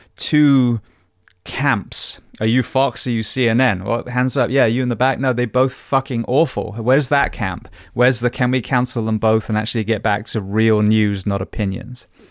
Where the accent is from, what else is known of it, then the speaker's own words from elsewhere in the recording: England, United Kingdom; moved away; I grew up in England